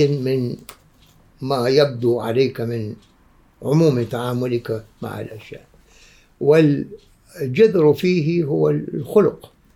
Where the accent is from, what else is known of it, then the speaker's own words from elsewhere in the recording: Oman; عندنا في عمان